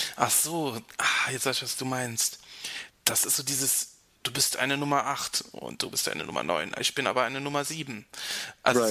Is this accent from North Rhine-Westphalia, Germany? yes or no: no; near Ramstein, Rhineland-Palatinate, Germany; Rammstein ist nicht so weit weg von, äh, von meinem Heimatort